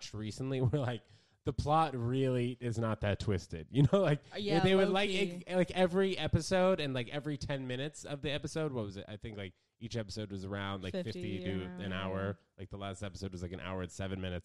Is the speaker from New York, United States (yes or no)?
yes; New York City, New York, United States; growing up in New York City